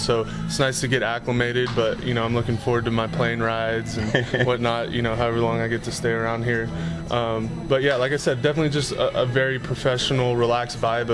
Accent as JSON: {"language": "English", "town": "San Mateo", "region": "California", "country": "United States", "tie": "born or raised there", "moved": "as an adult", "lives_now": "Las Vegas, United States", "said": "Growing up in San Mateo, I was kind of, you know, right smack in the middle of it"}